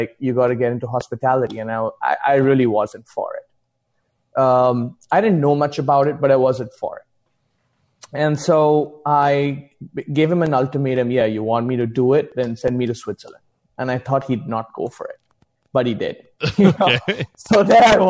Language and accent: English; India; moved away; also born or lived in Mumbai; I'm originally from India